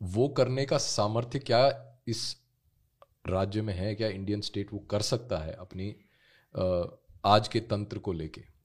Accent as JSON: {"language": "Hindi", "region": "Jammu and Kashmir", "country": "India"}